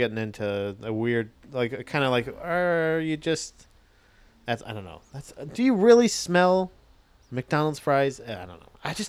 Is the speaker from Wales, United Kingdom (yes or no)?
no; Scotland, United Kingdom; I'm from Scotland, mate.